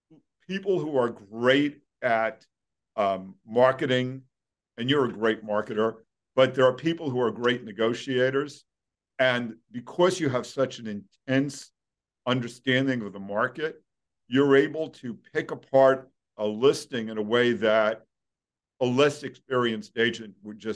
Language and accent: English; Brooklyn, New York, United States; I grew up in Brooklyn, so I know